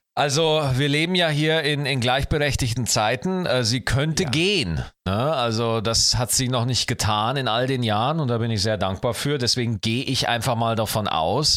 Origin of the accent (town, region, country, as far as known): Schwarzach, Bavaria, Germany; born or raised there